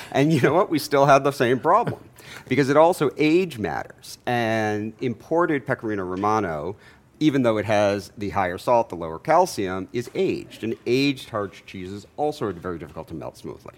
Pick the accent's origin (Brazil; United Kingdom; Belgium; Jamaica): Jamaica; now in Atlanta, United States; I'm from Jamaica